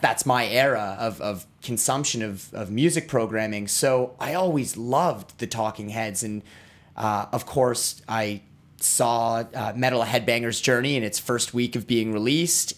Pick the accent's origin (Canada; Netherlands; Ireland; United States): Canada; Ottawa, Ontario; I grew up in Ottawa. I grew up down the street.